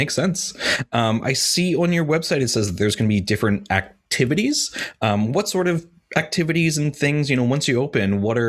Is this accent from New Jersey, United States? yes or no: no; York, Pennsylvania, United States; now in Pittsburgh, United States; my hometown of York, Pennsylvania